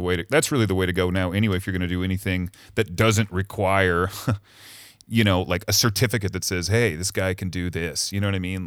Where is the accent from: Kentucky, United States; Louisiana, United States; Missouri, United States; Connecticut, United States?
Missouri, United States; moved away as an adult; also born or lived in Cleveland / New York / Chicago; now in Los Angeles, United States; raised in Missouri